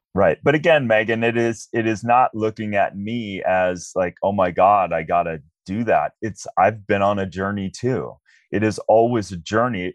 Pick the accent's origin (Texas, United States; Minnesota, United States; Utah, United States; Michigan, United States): Minnesota, United States; I was a regular kid growing up in Minnesota